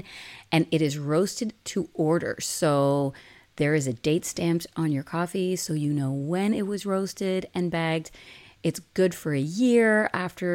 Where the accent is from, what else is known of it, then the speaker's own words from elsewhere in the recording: Canada; we're Canadian.